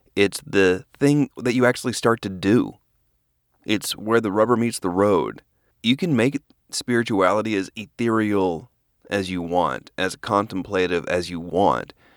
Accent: Norman, Oklahoma, United States; moved away as an adult; also born or lived in Dallas, Texas; I grew up in Norman, Oklahoma.

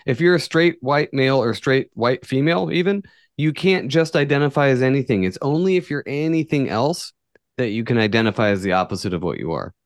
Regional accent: far northern California, United States; This is in my hometown. This is northern, far northern California where everybody's a fucking redneck

